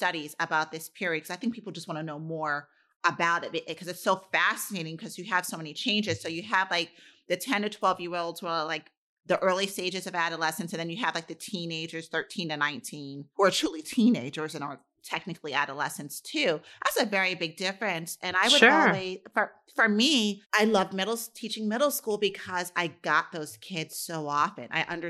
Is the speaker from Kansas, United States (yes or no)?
no; New York City, New York, United States; I think there are growing up in New York City. For me, would be very different than growing up in Pittsburgh.